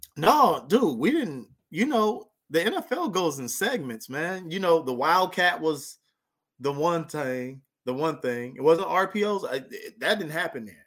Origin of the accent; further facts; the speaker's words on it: near Lancaster, Palmdale, California, United States; moved away as an adult; also born or lived in South Dakota; right by my hometown